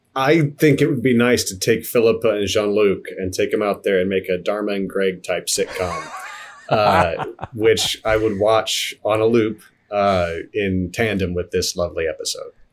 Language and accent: English; Midwest, United States; also born or lived in Kansas / Missouri; I grew up in Kansas and Missouri